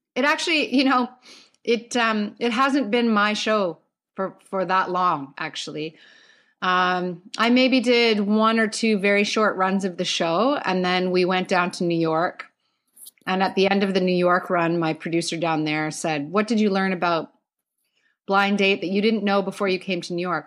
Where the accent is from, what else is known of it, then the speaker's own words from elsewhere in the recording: Calgary, Alberta, Canada; now in Toronto, Canada; I grew up in Calgary. I moved to Toronto in two thousand one